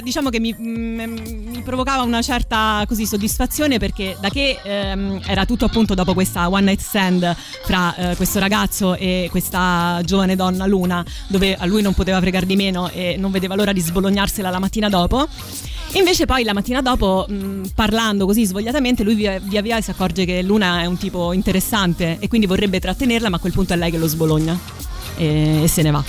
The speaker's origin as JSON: {"language": "Italian", "town": "Rome", "region": "Lazio", "country": "Italy", "tie": "born or raised there", "said": "ho avuto un'infanzia eh, a Roma Nord"}